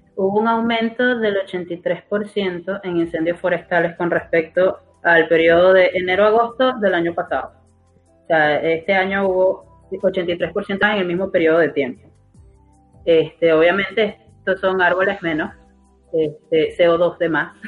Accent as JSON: {"language": "Spanish", "country": "Venezuela", "said": "yo como venezolana"}